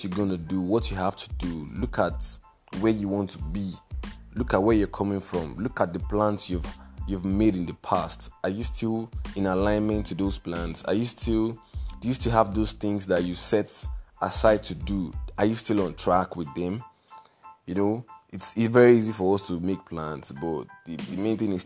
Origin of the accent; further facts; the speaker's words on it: Nigeria; I am a Nigerian